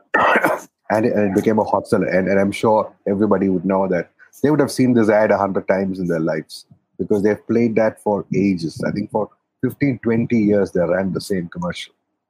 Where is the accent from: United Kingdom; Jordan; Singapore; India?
India; Kerala; moved away; I come from Kerala, as you know, and Kerala and people from Kerala and Hindi don't go together